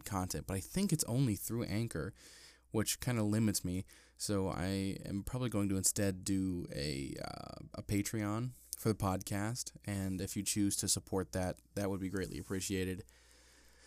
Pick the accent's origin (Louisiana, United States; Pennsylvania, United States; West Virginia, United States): Pennsylvania, United States; Ebensburg; I wrote a book on the history of my hometown called The Civilized Mountain, The Story of Ebensburg